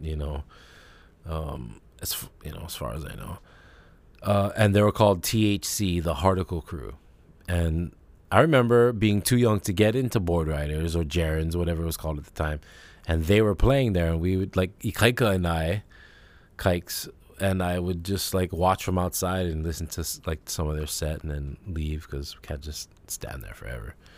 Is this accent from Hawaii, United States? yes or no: yes; Kailua, Hawaii, United States; growing up in Kailua